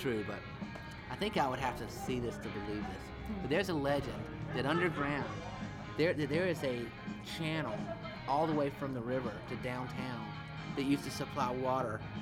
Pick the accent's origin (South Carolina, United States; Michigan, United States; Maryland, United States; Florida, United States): South Carolina, United States; Rock Hill; I'm from Rock Hill